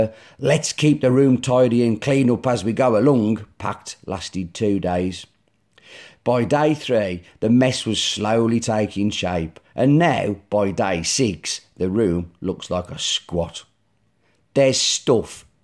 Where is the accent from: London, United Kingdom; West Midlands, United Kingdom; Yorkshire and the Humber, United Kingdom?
West Midlands, United Kingdom; Black Country; accent: Black Country; my black country accent